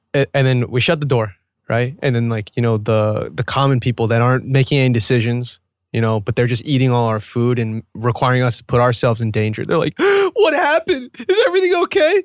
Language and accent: English; Atlanta, Georgia, United States; moved away; I was born in Atlanta.